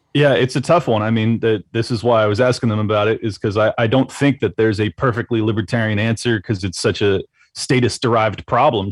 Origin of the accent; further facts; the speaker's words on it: San Diego, California, United States; moved away as an adult; now in Florida, United States; San Diego, uh, California. So I spent 37 years, give or take, in in California